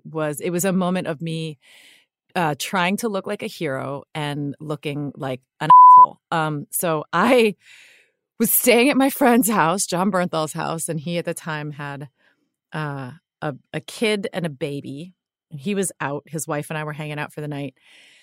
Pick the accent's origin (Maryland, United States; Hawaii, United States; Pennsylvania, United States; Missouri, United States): Hawaii, United States; So I grew up in Hawaii. And because it's a very geologically active region, there are different stories that explain why.